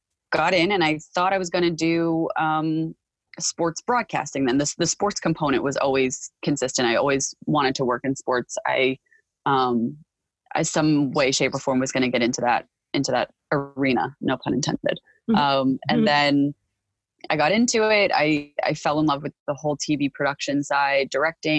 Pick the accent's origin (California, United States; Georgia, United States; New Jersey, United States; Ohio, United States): New Jersey, United States; Park Ridge; I grew up in Park Ridge primarily. I went to elementary school in Park Ridge.